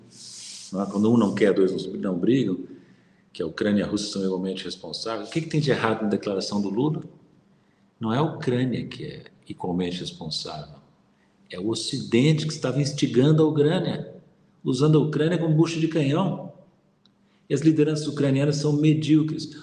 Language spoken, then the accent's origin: Portuguese; Brazil; Nós somos brasileiros